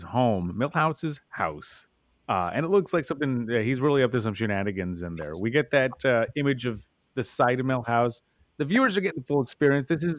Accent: El Paso, Texas, United States; where I grew up in El Paso

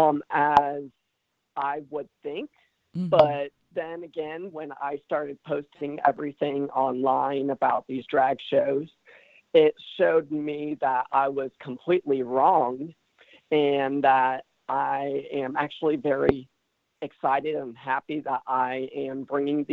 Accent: Centerville, Ohio, United States; now in Franklin, United States; I am not from Springboro originally, but I am locally from Centerville. I went and graduated from Centerville High School

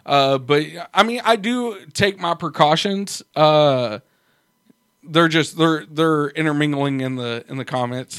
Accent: United States; I'm an American

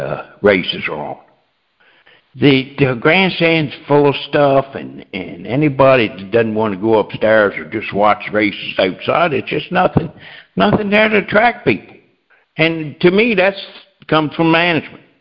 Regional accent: Delaware, United States; I'm from Delaware

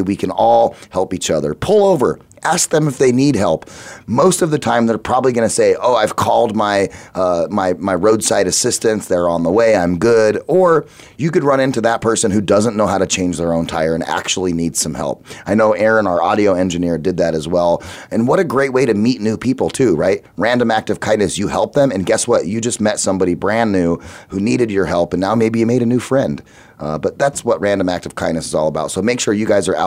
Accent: Phoenix, Arizona, United States; I grew up here in Phoenix

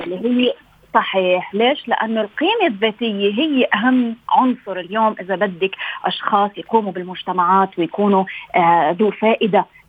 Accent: Lebanon; انا من لبنان

